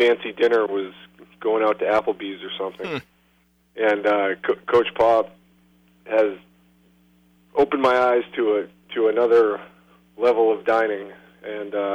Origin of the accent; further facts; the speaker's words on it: Concord, New Hampshire, United States; moved away as an adult; now in San Antonio, United States; back in my hometown where I grew up in Concord, New Hampshire